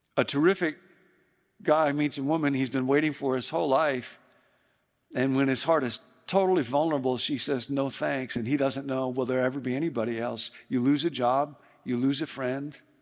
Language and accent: English; Chicago, Illinois, United States; moved away; I grew up in Chicago